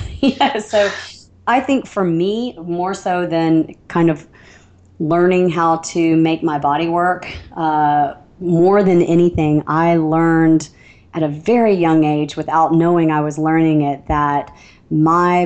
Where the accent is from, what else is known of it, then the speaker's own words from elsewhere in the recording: Alabama, United States; I don't know if you can hear the little twinge in the back of my accent, but I'm from Alabama